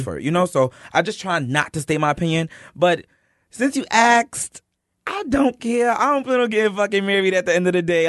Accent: New York City, New York, United States; I'm from East New York.

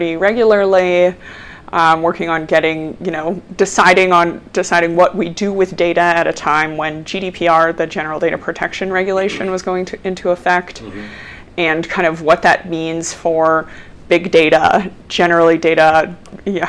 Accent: Denver, Colorado, United States; I am from Denver. I grew up actually in Park Hill and went to East High School and then University of Colorado

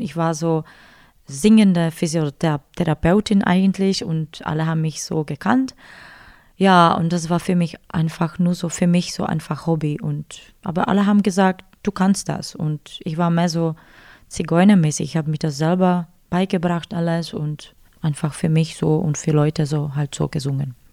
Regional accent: Ostrava, Moravian-Silesian Region, Czechia; born or raised there; German is a second language; moved away as an adult; now in Füssen, Germany

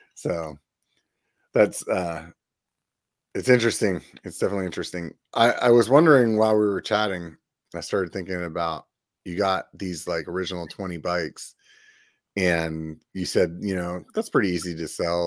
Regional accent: Pennsylvania, United States; now in California, United States; from Pennsylvania originally

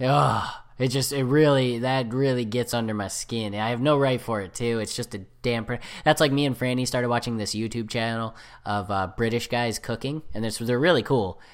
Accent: United States; I'm American

